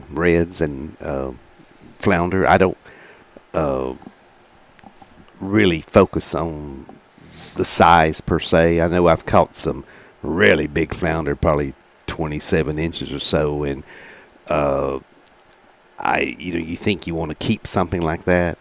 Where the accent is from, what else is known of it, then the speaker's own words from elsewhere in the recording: Gladewater, Texas, United States; moved away; also born or lived in Gilmer, Texas; growing up in Gladewater